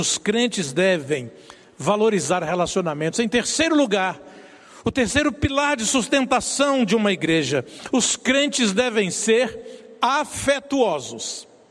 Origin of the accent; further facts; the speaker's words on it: Brazil; nós somos brasileiros de forte tendência afro